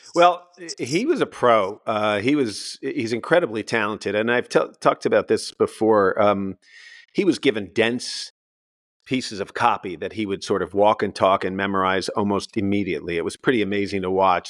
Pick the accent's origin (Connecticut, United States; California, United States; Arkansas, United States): Connecticut, United States; I was born in Connecticut